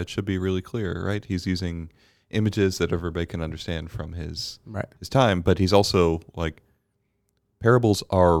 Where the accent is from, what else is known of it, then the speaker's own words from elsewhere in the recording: Bermuda; I didn't grow up with it because I grew up in Bermuda.